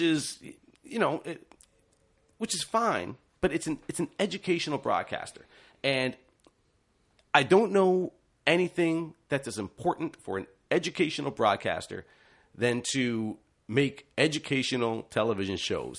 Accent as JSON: {"language": "English", "region": "Ontario", "country": "Canada", "tie": "born or raised there", "said": "as a youngster growing up in Ontario, I watched a lot of T V O programs."}